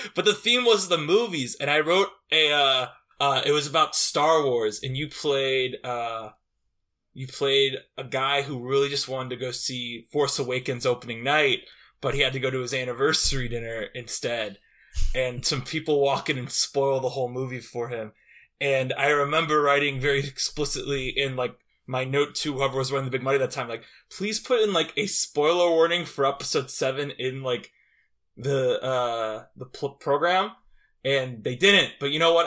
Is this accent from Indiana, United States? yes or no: yes; Valparaiso, Indiana, United States; my hometown, Valpo, Indiana